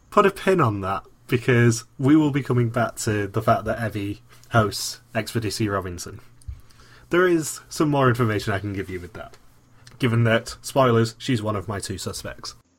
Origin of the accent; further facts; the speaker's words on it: United Kingdom; I'm the British one.